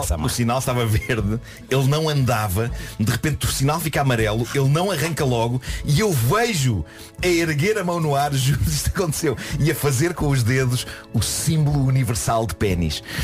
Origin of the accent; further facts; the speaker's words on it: Vila do Conde, Norte, Portugal; os bolos da minha infância em Vila do Conde